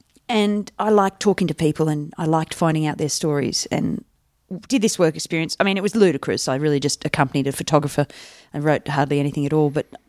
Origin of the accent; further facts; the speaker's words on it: India; now in Canada; if I tell people that I grew up in India, they're like, are you Indian?